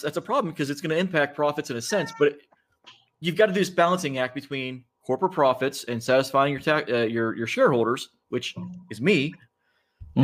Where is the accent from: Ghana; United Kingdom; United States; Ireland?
United States; Rust Belt, Midwest; I grew up in the Midwest, in the Rust Belt